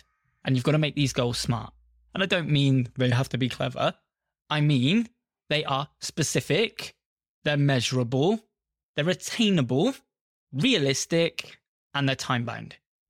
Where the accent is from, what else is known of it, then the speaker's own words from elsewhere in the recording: United Kingdom; I'm British. Essentially, most of the time, we're going out to a British audience.